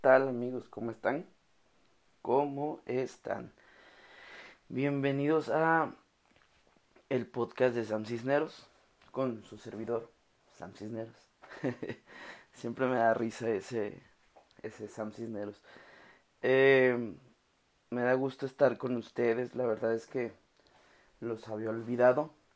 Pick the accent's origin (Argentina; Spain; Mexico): Mexico; Oaxaca; now in Guadalajara, Mexico; Yo crecí en la ciudad de Oaxaca. Yo soy de Oaxaca, vivo aquí en Guadalajara.